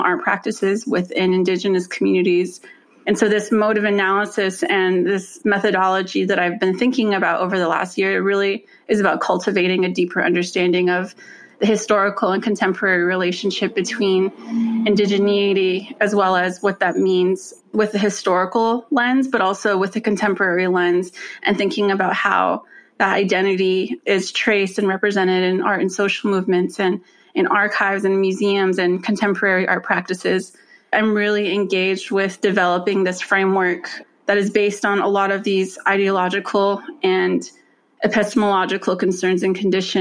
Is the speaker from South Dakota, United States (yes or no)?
no; Sawmill, Arizona, United States; moved away as an adult; now in Providence, United States; I was born and raised on the Navajo Nation in the Fort Defiance Agency, which is located in the northeastern part of Arizona in a small town, Sawmill, Arizona.